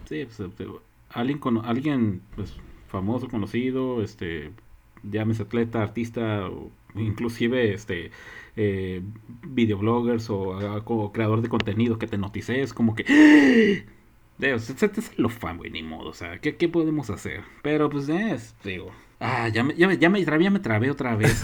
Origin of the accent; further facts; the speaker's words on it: Mexico; somos mexicanos